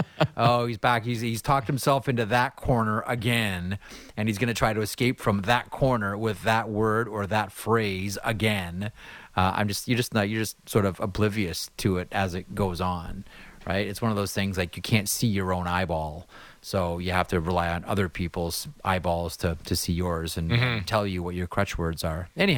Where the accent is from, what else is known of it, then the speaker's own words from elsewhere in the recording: Canada; as a Canadian